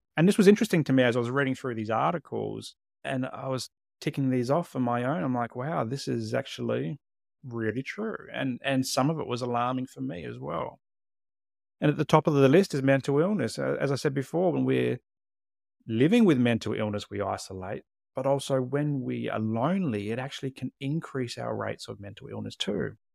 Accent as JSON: {"language": "English", "town": "Adelaide", "region": "South Australia", "country": "Australia", "tie": "born or raised there", "also_born_or_lived": "Tasmania / Queensland / Canberra / Hobart", "moved": "as an adult", "said": "grew up in Adelaide, South Australia, but since two thousand six, I've lived in the Australian capital territory"}